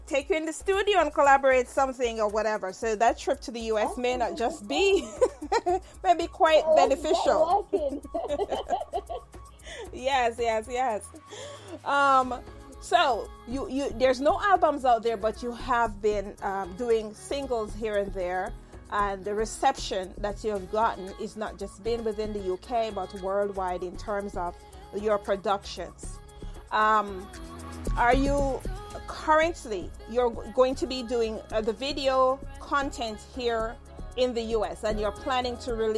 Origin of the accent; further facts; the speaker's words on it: Saint Mary, Jamaica; also born or lived in Spanish Town; I was born in St. Mary